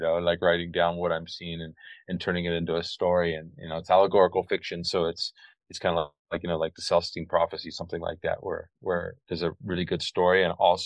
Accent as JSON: {"language": "English", "region": "California", "country": "United States", "tie": "born or raised there", "moved": "as an adult", "lives_now": "Costa Rica", "said": "I've lived in Costa Rica now for over 30 years. And before that, I grew up in California"}